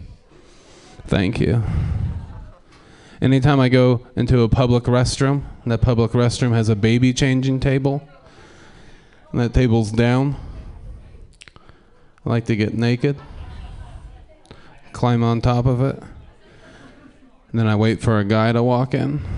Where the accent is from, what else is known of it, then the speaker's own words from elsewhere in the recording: Portland, Oregon, United States; I'm from Portland